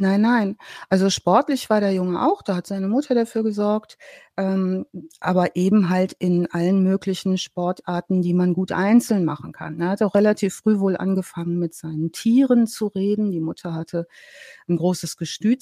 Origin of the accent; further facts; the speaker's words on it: North Rhine-Westphalia, Germany; Ich komme ja aus dem Ostwestfälischen